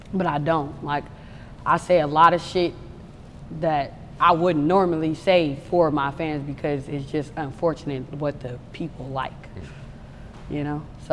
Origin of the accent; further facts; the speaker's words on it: Oakland, California, United States; I'm from Oakland, 77.